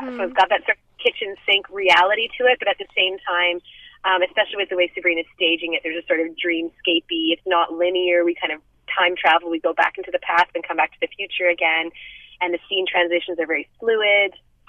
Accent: Ontario, Canada; moved away as an adult; now in British Columbia, Canada; I'm originally from Ontario, but I've been living in BC for about a decade. I went to theater school out here, and then I've been working in Vancouver and in and around the Lower Mainland for about 7 years professionally.

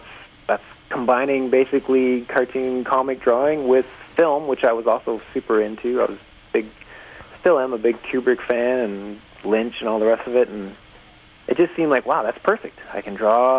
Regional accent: Sault Ste. Marie, Ontario, Canada; I grew up in Sault Ste. Marie, Ontario

